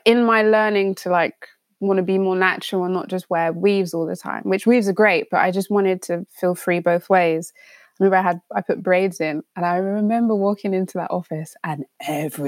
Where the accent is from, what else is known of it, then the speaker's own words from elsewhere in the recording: London, United Kingdom; growing up in London